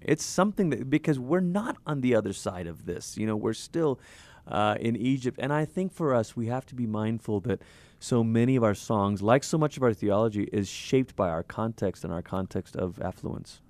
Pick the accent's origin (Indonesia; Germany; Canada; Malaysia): Malaysia; I'm from Malaysia. I grew up in Malaysia